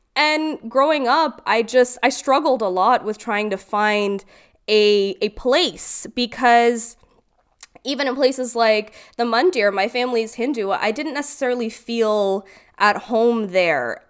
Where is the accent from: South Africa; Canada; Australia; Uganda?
Canada; Brampton, Ontario; also born or lived in Caledon; I actually grew up in Brampton, which is primarily Indian